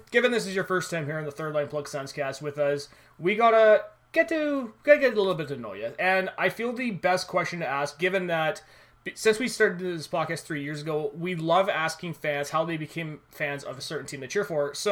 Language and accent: English; Vancouver Island, British Columbia, Canada; I am also from Vancouver Island